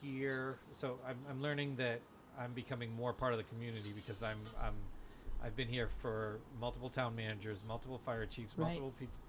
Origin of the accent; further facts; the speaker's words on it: Danvers, Massachusetts, United States; I grew up in Danvers.